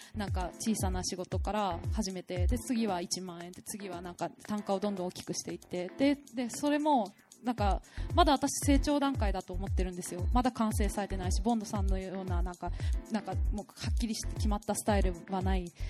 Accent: Fukuoka, Japan; now in Tokyo, Japan; 福岡です生まれ育ったんですけど

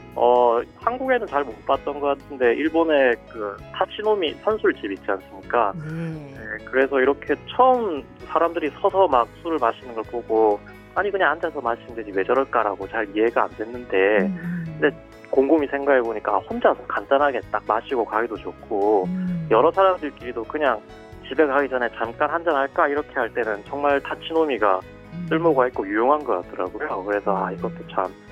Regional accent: Busan, South Korea; moved away as an adult; now in Fukuoka, Japan; 저는 한국 부산에서 온

